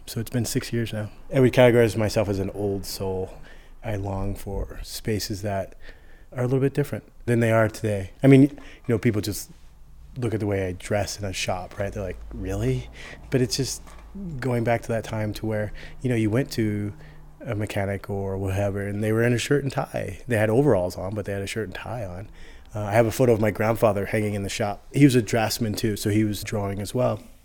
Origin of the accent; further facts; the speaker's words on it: Aurora, Colorado, United States; also born or lived in Chicago; now in Denver, United States; I am from Colorado. I grew up out in southeast Denver, Aurora area.